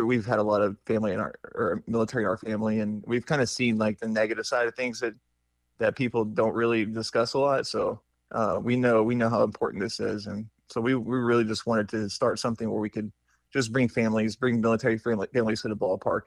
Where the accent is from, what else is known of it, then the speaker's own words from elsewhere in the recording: Oklahoma, United States; I'm from Oklahoma, so being here in Texas feels a lot like home